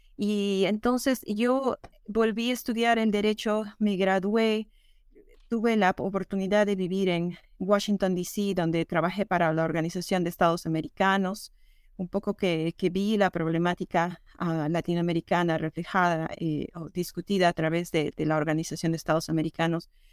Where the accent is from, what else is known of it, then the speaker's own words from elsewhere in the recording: Peru; moved away as an adult; also born or lived in Texas; now in Minnesota, United States; Yo siempre traté de destacar en lo académico, y en actividades extracurriculares en la escuela en Perú